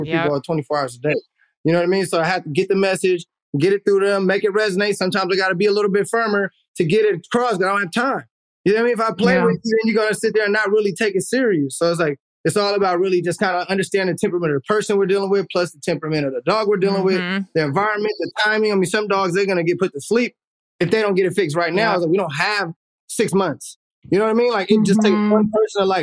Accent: Oakland, California, United States; we grew up in Oakland when it was like the 90s

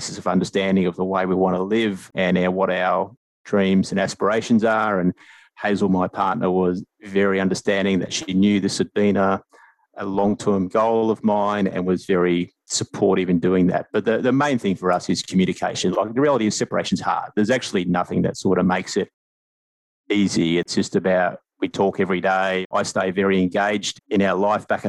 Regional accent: Australia; moved away as an adult; also born or lived in Asia; now in New Zealand; home for me is New Zealand. I'm Australian, but I've sort of lived in New Zealand for the last 8 years

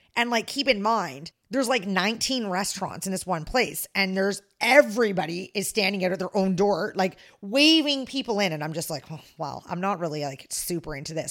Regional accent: Canada; I'm the Canadian

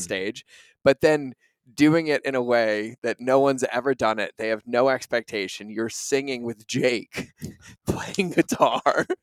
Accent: New England, United States; moved away as an adult; growing up in New England

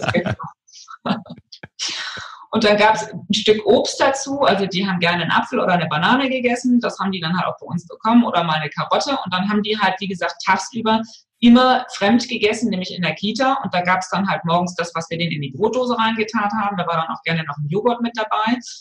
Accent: West Germany, Germany; in meiner Kindheit so in, in, in Westdeutschland

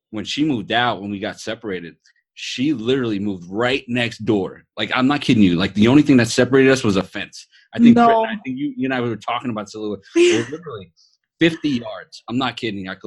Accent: East Coast, United States; You know, Britt and I are gonna be having a rap battle because we're from the East Coast.

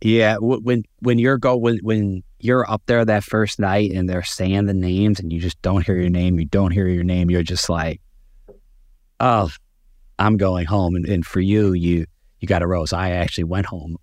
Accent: Chicago, Illinois, United States; moved away as an adult; now in New York, United States; I'm actually born and raised in Chicago

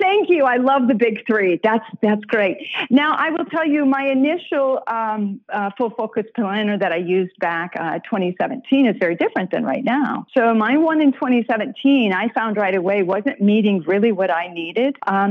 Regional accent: Iowa, United States; I'm from Iowa.

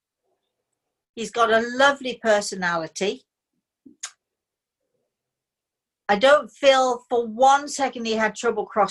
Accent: United Kingdom; I'm British

